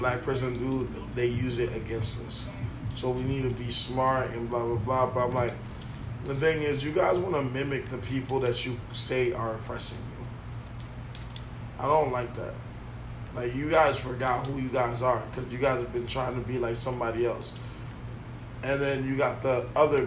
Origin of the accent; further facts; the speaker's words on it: Lake Worth, Florida, United States; That's just where we come from. I come from Lake Worth